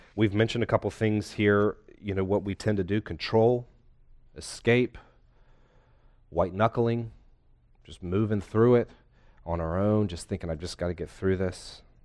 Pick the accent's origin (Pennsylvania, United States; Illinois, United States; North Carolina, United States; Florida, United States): North Carolina, United States; also born or lived in Philadelphia; I'm a lifetime North Carolinian with a brief pit stop in Philadelphia.